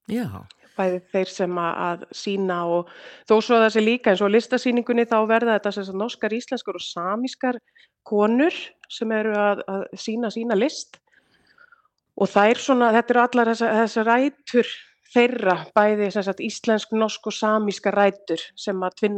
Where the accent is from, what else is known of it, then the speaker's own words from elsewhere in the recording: Akureyri, Northeastern Region, Iceland; moved away as an adult; now in Lørenskog, Norway; ég kem frá Akureyri